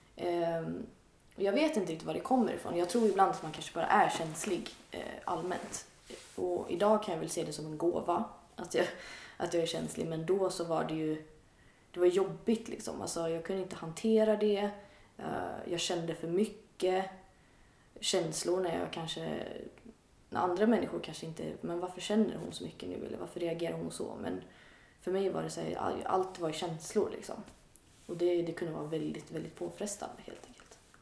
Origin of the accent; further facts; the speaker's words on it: outside Gothenburg, Västra Götaland, Sweden; jag är uppväxt lite utanför Göteborg, i en lite mindre ort